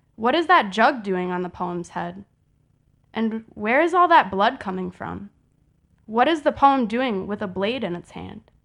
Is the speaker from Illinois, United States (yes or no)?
yes; Chicago, Illinois, United States